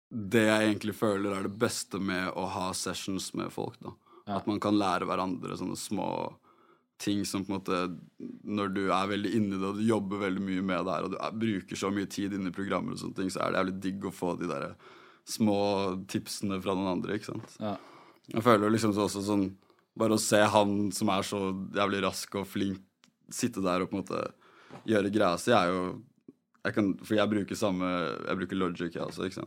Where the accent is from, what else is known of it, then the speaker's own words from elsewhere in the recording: Oslo, Norway; Jeg har vokst opp på Adamstuen. Ja. Uh, liksom på Linderen